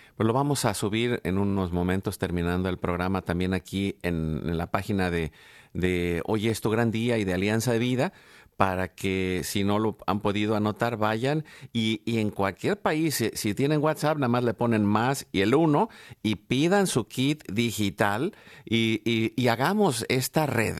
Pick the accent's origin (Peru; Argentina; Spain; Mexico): Mexico; yo soy mexicano